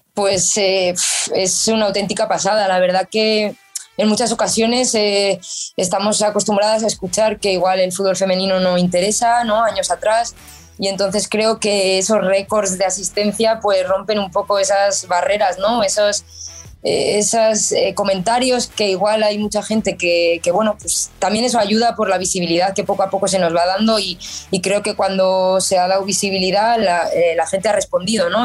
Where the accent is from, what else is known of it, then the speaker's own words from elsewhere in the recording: Pamplona, Navarre, Spain; yo soy de, aquí desde pequeñita, soy de Pamplona, soy Navarra